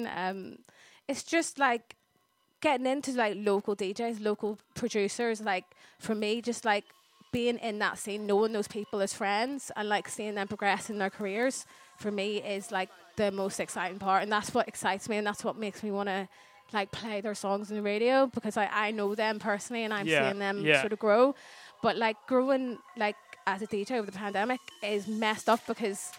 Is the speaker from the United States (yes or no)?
no; Belfast, Northern Ireland, United Kingdom; now in England; growing up in Ireland